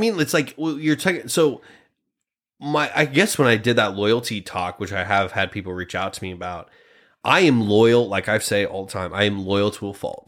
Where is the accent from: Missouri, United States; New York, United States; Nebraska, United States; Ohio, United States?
Nebraska, United States; Grand Island; I'm from Nebraska